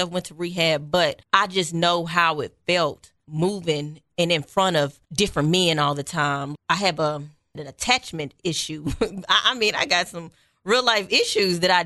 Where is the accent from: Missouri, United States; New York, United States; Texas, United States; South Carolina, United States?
Missouri, United States; Kansas City; I am from nowhere in Kansas City. Quite honestly, I moved as a child probably every 3 to 6 months. So I've almost lived in every neighborhood in Kansas City.